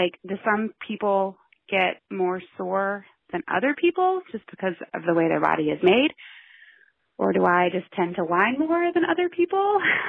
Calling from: Richmond, Virginia, United States; I'm calling from Richmond, Virginia.

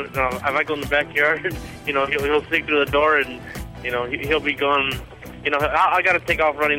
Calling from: Yuma, Arizona, United States; I'm calling from Yuma, Arizona.

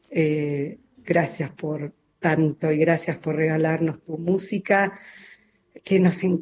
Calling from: Garín, Buenos Aires Province, Argentina; de Garín.

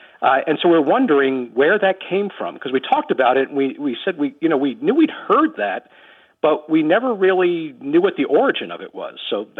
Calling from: Omaha, Nebraska, United States; I'm calling from Omaha, Nebraska.

